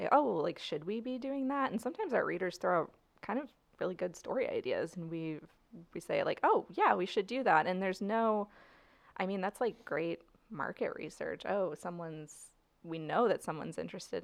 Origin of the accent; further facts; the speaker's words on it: St. Charles, Missouri, United States; I grew up in St. Charles